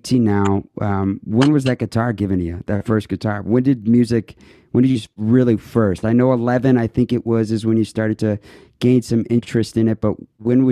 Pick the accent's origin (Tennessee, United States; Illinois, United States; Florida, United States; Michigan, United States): Illinois, United States; Chicago area; I'm from Chicago